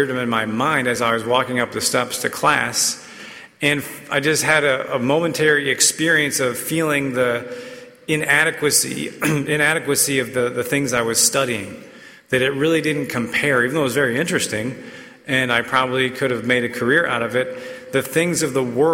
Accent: Raleigh, North Carolina, United States; I grew up in Raleigh, an NC State fan

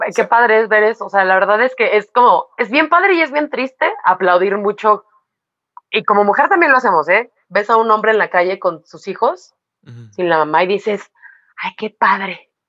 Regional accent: Mexico; somos mexicanas

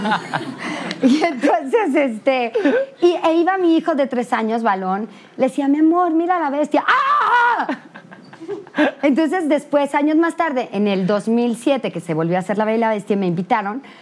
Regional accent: Mexico; como mexicanos

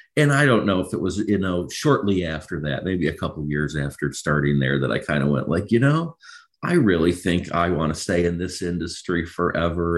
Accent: Macomb County, Michigan, United States; moved away as an adult; also born or lived in Dover, Delaware; born and raised in Michigan, really spent most of my life here. Grew up in Macomb County, uh, graduated from Utica High School in 2001.

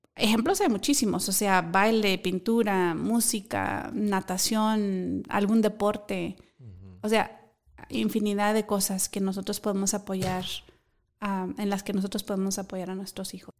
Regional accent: Mexico; moved away; mi país, que es México

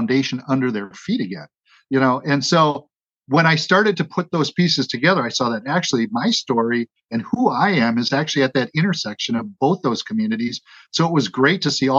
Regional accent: Wauwatosa, Wisconsin, United States; I was raised in Wauwatosa, Wisconsin. It's a suburban Milwaukee community just to the west

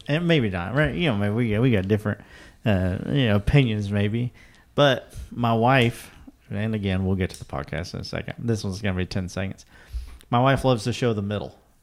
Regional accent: eastern Kentucky, United States; I'm from the mountains of eastern Kentucky

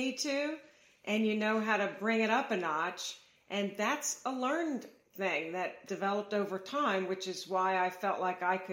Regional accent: Baton Rouge, Louisiana, United States; moved away as an adult; also born or lived in New York City / Staten Island / Miami, Florida; now in Cincinnati, United States; I grew up down there

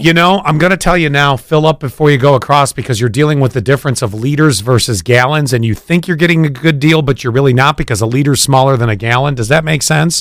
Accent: Buffalo, New York, United States; I grew up in Buffalo

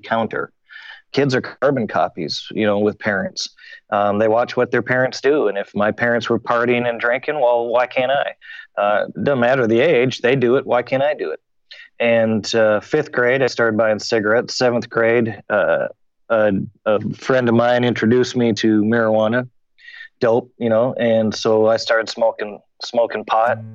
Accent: Hutchinson, Minnesota, United States; I grew up in Hutchinson, Minnesota, 1 hour straight west of Minneapolis

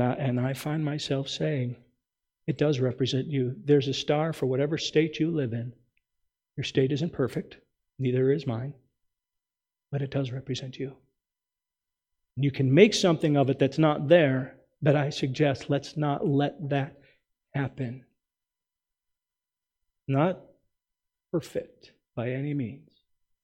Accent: United States; as an American

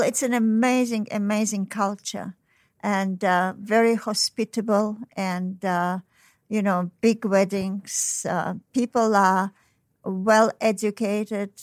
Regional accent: Tashkent, Uzbekistan; moved away; I was born in Tashkent, so it's, uh, you know, Tashkent is, uh, near China and Mongolia

